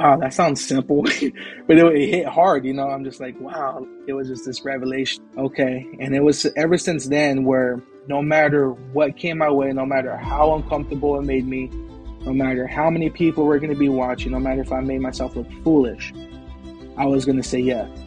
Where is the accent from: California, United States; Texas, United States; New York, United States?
California, United States; San Diego; also born or lived in Brawley, California; I was raised in San Diego